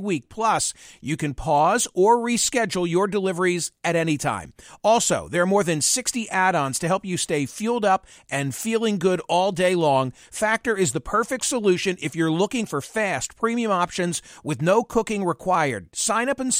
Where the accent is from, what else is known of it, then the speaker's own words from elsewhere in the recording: Philadelphia, Pennsylvania, United States; my hometown Philadelphia